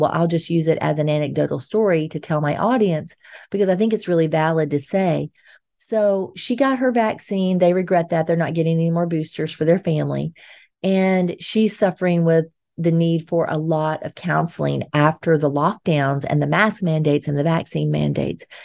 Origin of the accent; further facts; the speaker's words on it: Georgia, United States; moved away as an adult; we've both been raised in Georgia, even though we've spent some time in other states throughout our adult life